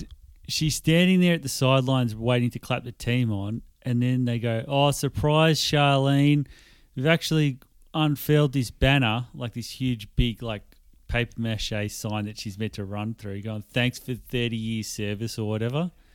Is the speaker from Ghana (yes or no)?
no; Australia; I put my ethnicity as Australian